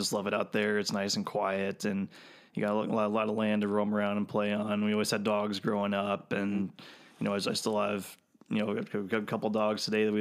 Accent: Vermillion, South Dakota, United States; now in Sioux Falls, United States; I grew up in Vermilion, South Dakota

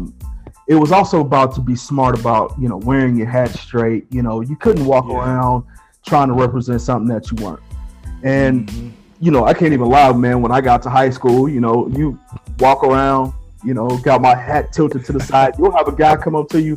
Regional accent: Chicago, Illinois, United States; moved away; I was born in Chicago, on the South Side

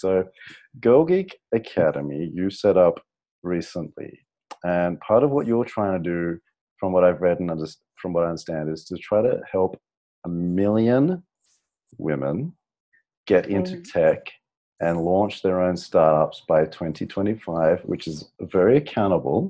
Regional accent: Sydney, New South Wales, Australia; moved away; I'm from Sydney

